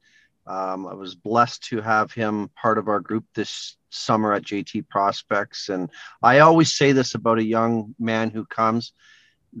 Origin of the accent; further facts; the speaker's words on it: Edmonton, Alberta, Canada; I grew up in Edmonton, Alberta